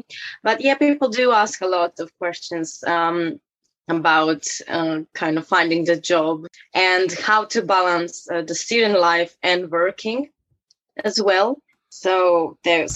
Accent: Croatia; moved away as an adult; now in England; I'm from Croatia. I've been living in England for 3.5 years now

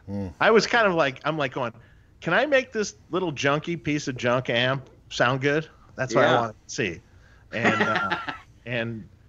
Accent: Detroit, Michigan, United States; Doug and I grew up in Detroit together.

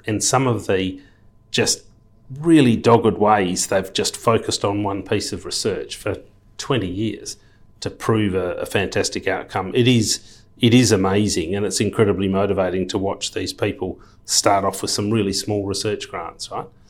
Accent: Perth, Western Australia, Australia; moved away as an adult; also born or lived in London / Sydney / Luxembourg; born and bred in Perth, left school at fifteen

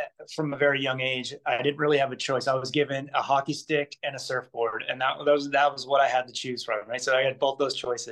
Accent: New Jersey, United States; moved away as an adult; now in Hawaii, United States; I'm originally from New Jersey

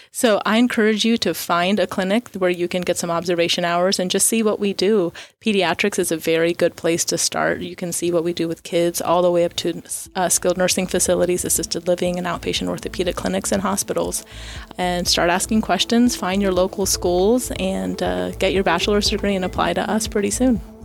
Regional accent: Florida, United States; moved away as an adult; now in Tyler, United States; I was born and raised in Florida

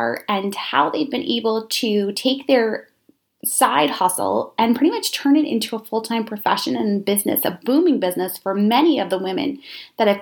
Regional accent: about an hour north of New York City, United States; moved away as an adult; also born or lived in Syracuse, New York; I am from New York, about an hour north of New York City

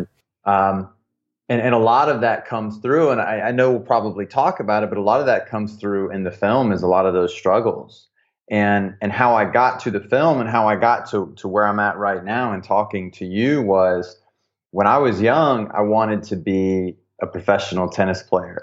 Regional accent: the South, United States; growing up in the South as a young man

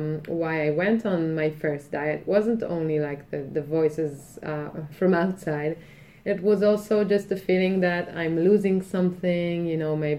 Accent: Israel; In Israel.

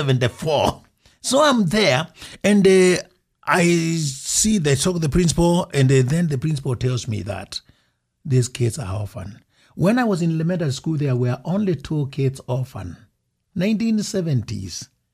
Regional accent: Kenya; moved away as an adult; also born or lived in Wyoming; now in United States; then when I go to Kenya for the first time after I left to come to college in Wyoming, where I picked my accent

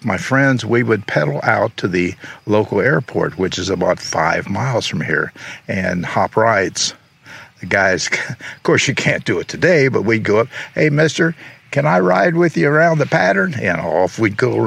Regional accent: Xenia, Ohio, United States; also born or lived in Marysville, Ohio / Columbus, Ohio / New York City / Toledo, Ohio; I grew up here in Xenia.

